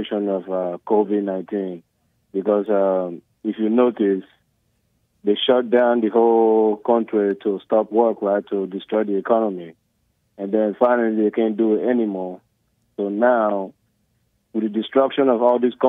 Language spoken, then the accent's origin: English; Nigeria; now in United States; I'm from Nigeria